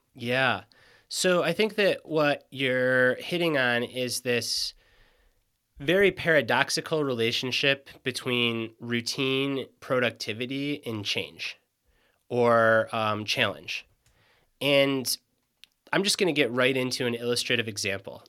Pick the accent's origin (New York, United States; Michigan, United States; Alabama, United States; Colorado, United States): Michigan, United States; moved away as an adult; now in Western North Carolina, United States; I grew up in Michigan